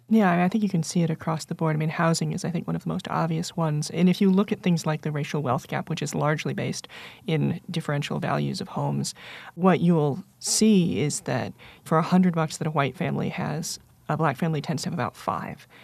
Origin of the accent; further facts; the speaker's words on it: United States; I'm exactly as American as three of the women you named in terms of being born in the country